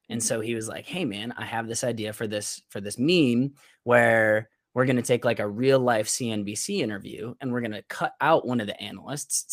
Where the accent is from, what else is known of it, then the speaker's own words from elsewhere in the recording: Syracuse, New York, United States; moved away as an adult; also born or lived in Teaneck, New Jersey; now in Florida, United States; I'm originally from Syracuse, New York